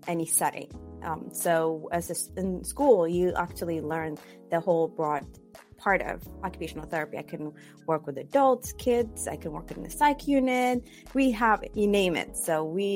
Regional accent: Ethiopia; moved away as an adult; also born or lived in Cyprus / Indianapolis / California; now in Bay Area, California, United States; I was born and raised in Ethiopia. Finished high school there and I moved several places.

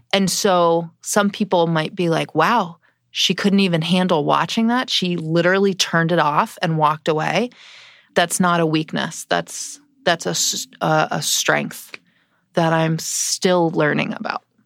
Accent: East Coast, United States; I grew up on the East Coast

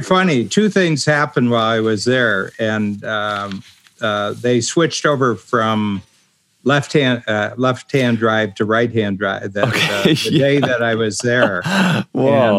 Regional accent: Ohio, United States; moved away as an adult; also born or lived in South Korea; I'm from Ohio, which is a farm country. I grew up on a farm

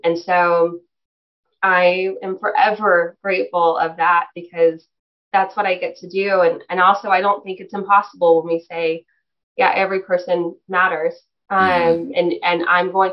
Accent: Texas, United States; we're from Texas

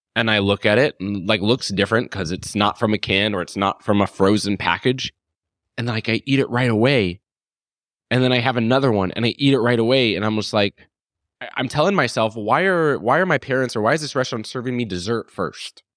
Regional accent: Phoenix, Arizona, United States; moved away; I'm from Phoenix, Arizona originally

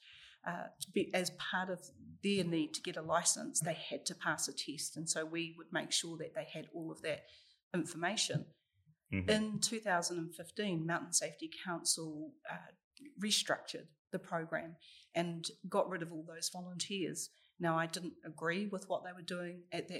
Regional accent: Wellington, New Zealand; also born or lived in Rotorua; So I was born down here in Wellington and I moved up to Rotorua when I was 14.

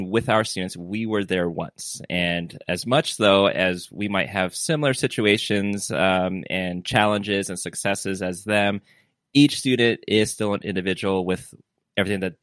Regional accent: California, United States; I'm from California

